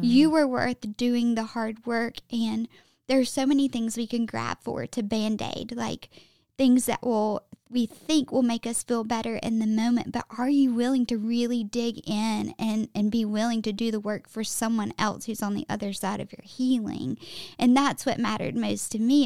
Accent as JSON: {"language": "English", "region": "Alabama", "country": "United States", "tie": "born or raised there", "also_born_or_lived": "Mississippi / Tampa / Austin", "accent": "Southern", "moved": "as an adult", "lives_now": "Nashville, United States", "said": "born and raised in Alabama"}